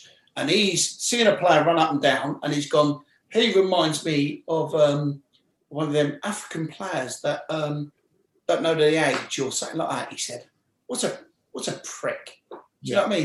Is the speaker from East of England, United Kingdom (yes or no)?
no; London, United Kingdom; I'm from West London.